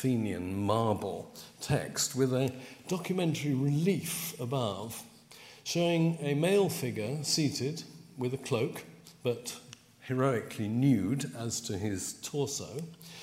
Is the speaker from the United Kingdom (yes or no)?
yes; London, United Kingdom; I come from Putney